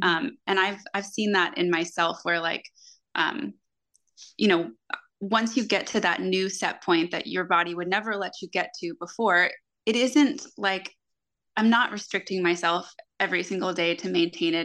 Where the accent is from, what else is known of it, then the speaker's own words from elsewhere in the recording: Florida, United States; I grew up in Florida and I, I spent most of my life in the water at the beach, on the ocean